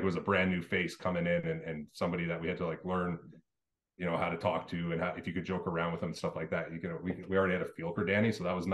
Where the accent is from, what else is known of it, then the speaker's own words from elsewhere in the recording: Winnipeg, Manitoba, Canada; growing up in Winnipeg